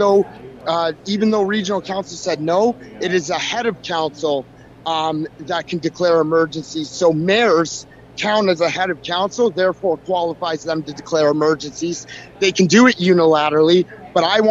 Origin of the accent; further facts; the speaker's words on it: Welland, Ontario, Canada; my hometown of Welland